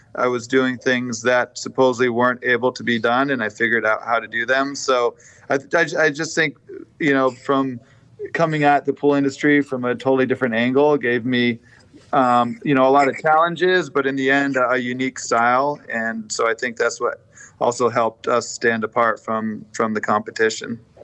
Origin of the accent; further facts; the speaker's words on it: Vermont, United States; moved away as an adult; now in Sarasota, United States; I grew up doing stonework in Vermont